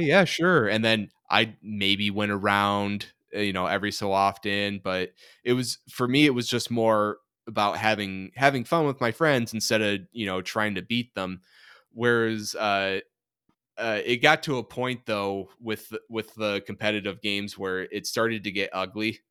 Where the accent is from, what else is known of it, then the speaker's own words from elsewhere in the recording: Michigan, United States; growing up in Michigan